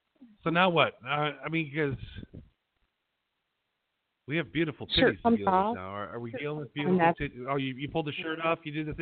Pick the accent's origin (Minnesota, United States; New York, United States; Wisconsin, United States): Wisconsin, United States; Appleton; When I grew up in Appleton, Wisconsin